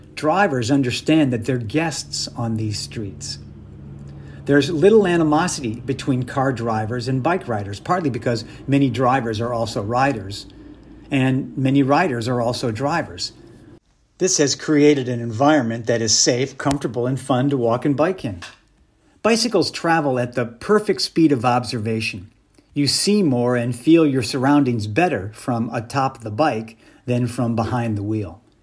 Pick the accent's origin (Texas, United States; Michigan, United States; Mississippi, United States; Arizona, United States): Michigan, United States; moved away as an adult; also born or lived in New York City; now in Los Angeles, United States; I was born and raised in Michigan in the 1960s